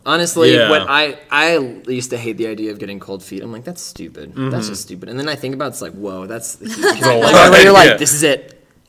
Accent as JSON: {"language": "English", "region": "New England", "country": "United States", "tie": "born or raised there", "said": "Well, I ate it when I was growing up. I grew up in New England, actually."}